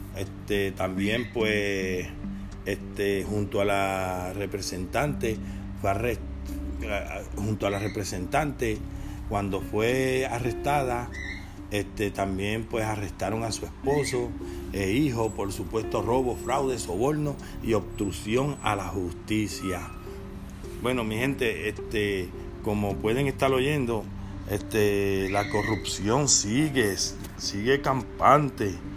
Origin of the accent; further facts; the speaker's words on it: Puerto Rico; nosotros como puertorriqueños